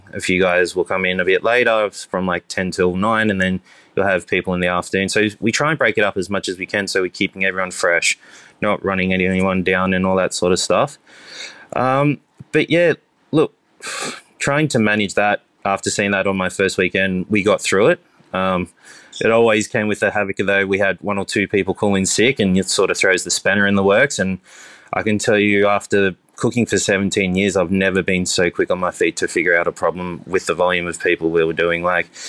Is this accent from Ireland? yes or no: no; Cronulla, New South Wales, Australia; So I grew up in Cronulla, the Sutherland Shire.